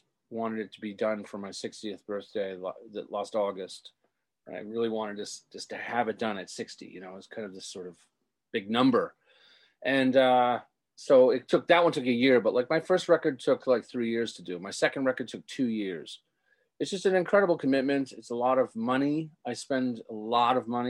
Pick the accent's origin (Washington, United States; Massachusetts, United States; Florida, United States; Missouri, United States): Massachusetts, United States; Rockport; growing up in my hometown and being a teenager there